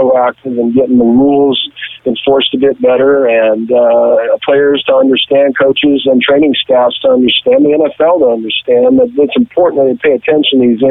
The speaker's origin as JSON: {"language": "English", "area": "the valley outside Los Angeles", "region": "California", "country": "United States", "tie": "born or raised there", "also_born_or_lived": "Moses Lake, Washington", "said": "out in the valley where I grew up outside Los Angeles"}